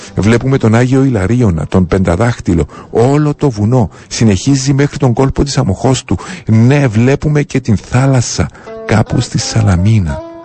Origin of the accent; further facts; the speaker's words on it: Cyprus; Πληρότητα και περηφάνεια για τον τόπο μου